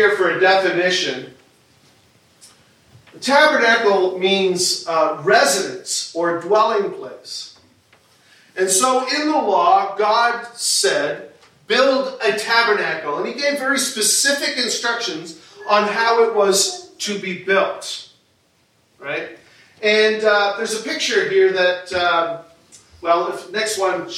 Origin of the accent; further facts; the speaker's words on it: New York, United States; moved away; growing up in New York State